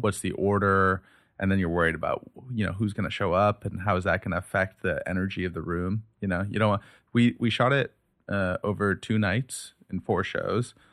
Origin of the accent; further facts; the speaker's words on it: United States; I'm American, you know, I speak English, I speak Urdu here